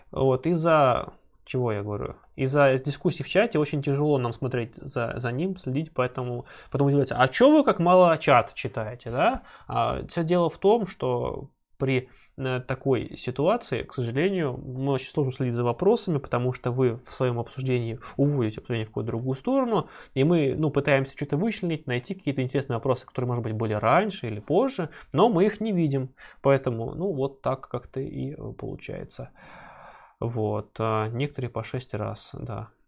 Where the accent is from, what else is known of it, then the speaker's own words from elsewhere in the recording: Novosibirsk, Novosibirsk Oblast, Russia; Я из Новосибирска.